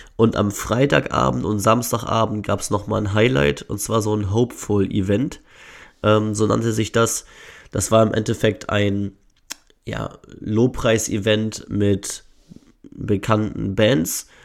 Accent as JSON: {"language": "German", "region": "Northern Germany", "country": "Germany", "said": "ich komme aus dem hohen Norden"}